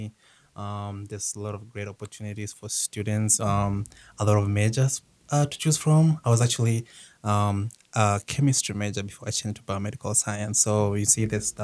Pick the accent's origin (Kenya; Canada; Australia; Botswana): Kenya; now in United States; I was born in Kenya. I moved to the United States in 2010.